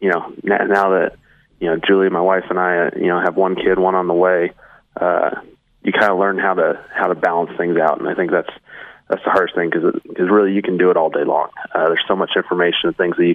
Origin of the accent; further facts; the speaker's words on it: Prosser, Washington, United States; I grew up in a small town called Prosser, Washington